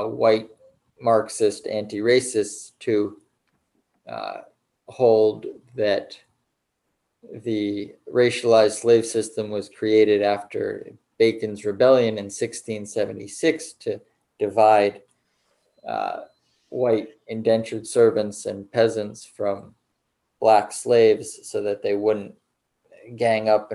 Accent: United States; as an American, I live in this country

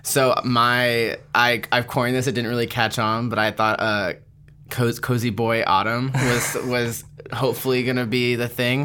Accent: Palm Springs, California, United States; moved away as an adult; also born or lived in Seattle, Washington / Portland / Philadelphia; now in New York, United States; I was born in Palm Springs, California

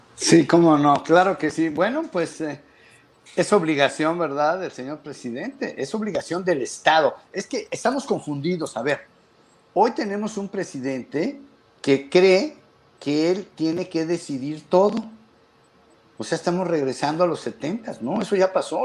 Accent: Mexico

